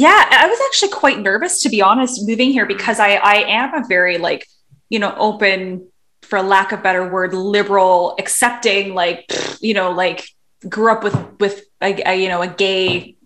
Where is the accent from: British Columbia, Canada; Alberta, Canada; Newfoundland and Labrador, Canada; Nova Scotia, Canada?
British Columbia, Canada; Vancouver; I grew up in Vancouver, but Vancouver, there's only, I don't know if you're familiar with Vancouver, but the pocket of the Jewish community is not where I lived. I live in North Vancouver, so on the North Shore.